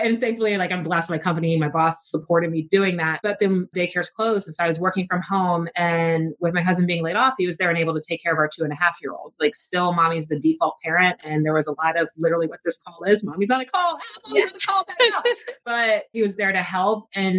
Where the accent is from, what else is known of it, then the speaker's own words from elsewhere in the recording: Texas, United States; born there; I was born in Texas, but I've kind of lived all over. If you ask me where home is, I'm going to tell you like home is where my mom is.